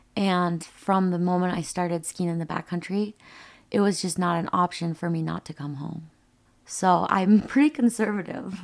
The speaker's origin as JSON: {"language": "English", "town": "Rochester", "region": "Minnesota", "country": "United States", "tie": "born or raised there", "moved": "yes", "said": "I was born and raised in Rochester, Minnesota"}